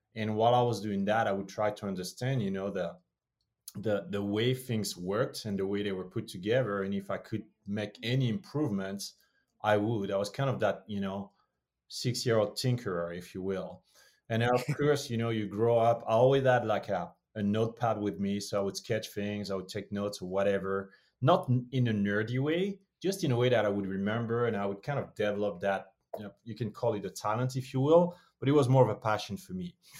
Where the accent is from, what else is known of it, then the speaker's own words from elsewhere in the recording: Montfermeil, Île-de-France, France; moved away; also born or lived in Martinique (parents); born and raised in Paris, France, or just outside of Paris, France, it's much easier to say Paris than Montfermeil